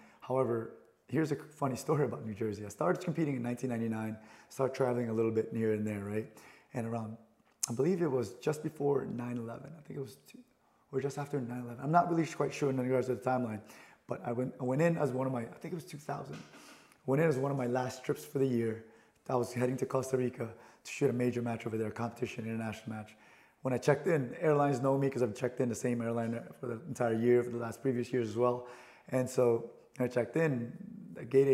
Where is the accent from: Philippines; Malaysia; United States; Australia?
Philippines; moved away; I'm an immigrant from the Philippines, right? I was born and raised there